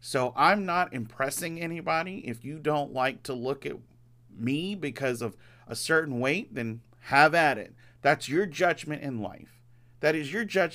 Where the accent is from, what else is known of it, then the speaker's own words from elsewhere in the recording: Louisiana, United States; I come from Louisiana